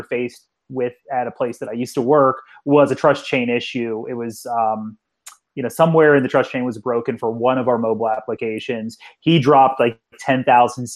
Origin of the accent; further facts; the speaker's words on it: Pittsburgh, Pennsylvania, United States; I'm from Pittsburgh